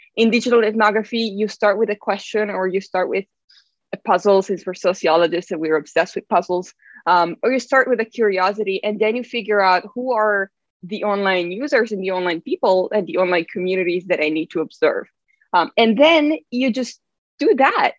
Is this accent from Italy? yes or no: yes; Italy; moved away; I'm from Italy